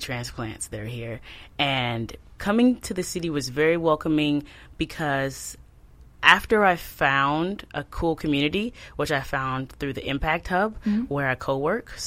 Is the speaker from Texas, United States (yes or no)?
yes; Dallas, Texas, United States; moved away as an adult; now in Baltimore, United States; I'm from Dallas, Texas